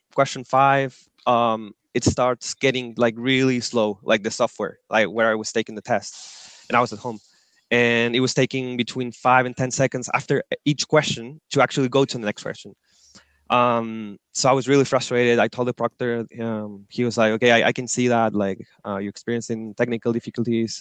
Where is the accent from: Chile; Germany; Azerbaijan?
Chile; Antofagasta; moved away as an adult; now in Santiago, Chile; I'm originally from the north of Chile. I live there, a city called Antofagasta. Uh, I lived there all through high school, and then I moved to Santiago.